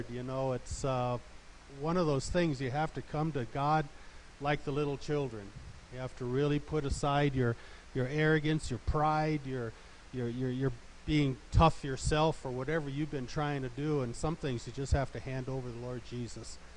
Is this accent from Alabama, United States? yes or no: no; Olathe, Colorado, United States; I'm from Olathe, Colorado